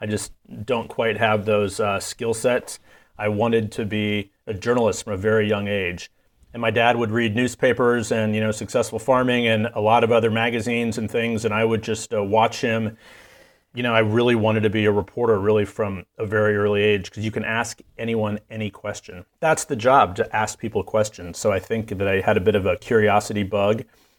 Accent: Exeter, Nebraska, United States; I grew up in Exeter, Nebraska, which is in Fillmore County, Nebraska, which is just about an hour west or so of Lincoln, the state capital, of course. And it is the heart of corn country. I grew up on a farm.

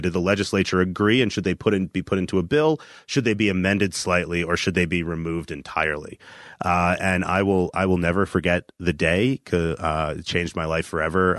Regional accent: New Jersey, United States; moved away; we're both from New Jersey

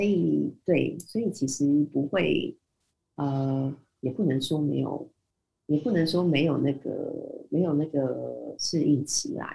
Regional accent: Taiwan; moved away as an adult; also born or lived in Dubai; 我们台湾人讲英文应该不算是口音很重的那种

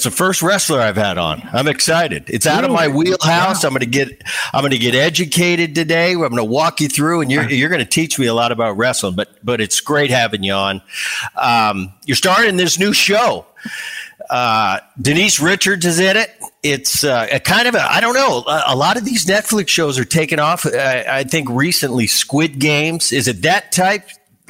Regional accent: Cherry Hill, New Jersey, United States; I grew up in Jersey. We grew up close to each other. I was in the Cherry Hill area.

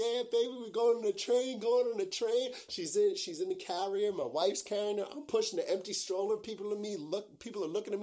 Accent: New York, United States; I'm from New York. I've been taking the train every day, all day, my entire life.

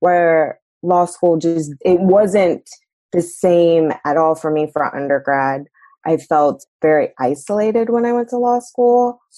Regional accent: North Carolina, United States; moved away; also born or lived in Iowa / California / St. Louis / Kansas City; I went to law school in Iowa. And while I was there, I had to figure out what bar I was going to take. And I didn't want to stay in Iowa. I'm actually originally from North Carolina

